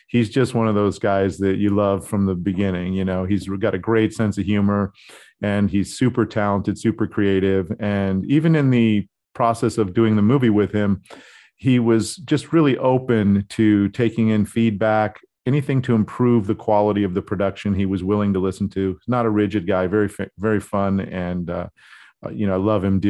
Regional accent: Scottsdale, Arizona, United States; born or raised there; also born or lived in Hollywood, California

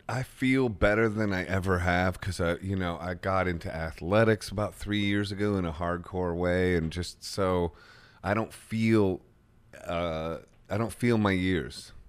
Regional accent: Akron, Ohio, United States; my hometown.

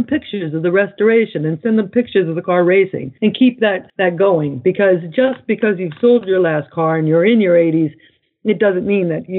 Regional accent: United States

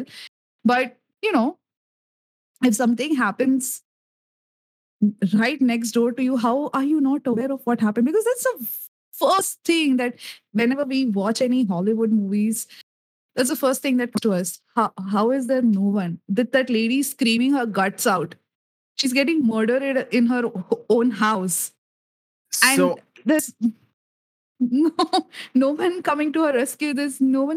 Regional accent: India; as an Indian

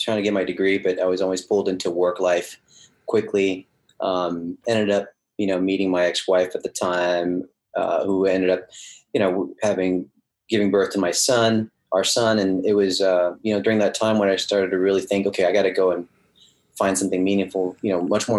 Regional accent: right outside of Cincinnati, Ohio, United States; English is a second language; also born or lived in France / Los Angeles; she kind of shipped us off to my grandmother in Ohio, right outside of Cincinnati. And we grew up, you know, being immersed in everything America

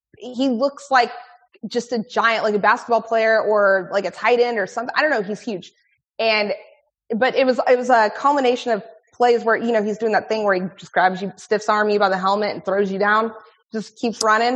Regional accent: Houston, Texas, United States; here in Houston

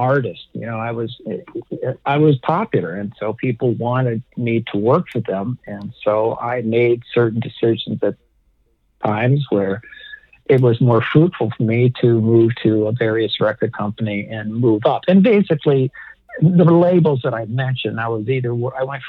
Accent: Detroit, Michigan, United States; moved away as an adult; also born or lived in Birmingham, Michigan; now in Westlake Village, United States; My hometown is Detroit, Michigan, Rock City

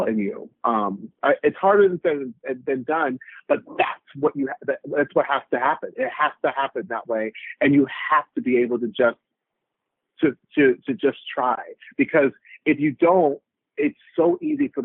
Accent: Orlando, Florida, United States; I grew up in Orlando, Florida

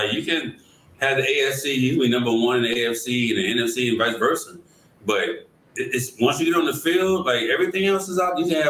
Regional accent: East Coast, United States; I'm from the East Coast

